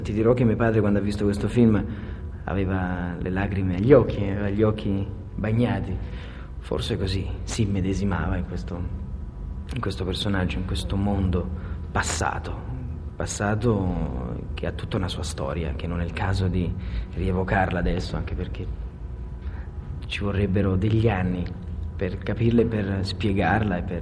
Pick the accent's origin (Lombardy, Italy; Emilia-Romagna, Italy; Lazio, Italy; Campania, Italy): Campania, Italy; Naples; essendo napoletano